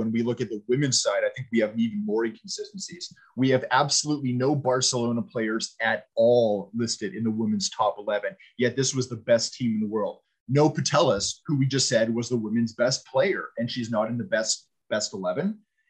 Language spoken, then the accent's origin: English; Canada; Now, I mean, {S3} we're {S4} Canadian, that's a stretch